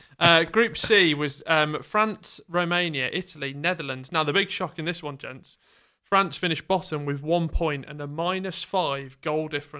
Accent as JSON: {"language": "English", "region": "England", "country": "United Kingdom", "said": "as English people"}